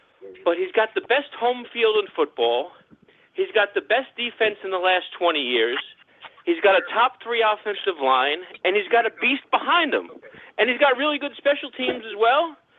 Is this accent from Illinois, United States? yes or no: no; Long Island, New York, United States; I'm from New York